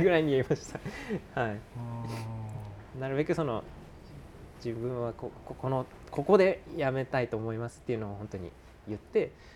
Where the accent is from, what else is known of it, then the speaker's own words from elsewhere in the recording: Fukushima, Japan; moved away as an adult; also born or lived in Tokyo / Miyagi; 一回ちょっと地元に帰ろうと思ってそこから福島に一旦帰ったんですよ